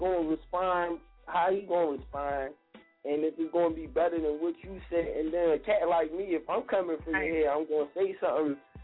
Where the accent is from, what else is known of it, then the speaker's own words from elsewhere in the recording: Philadelphia, Pennsylvania, United States; I'm from West Philly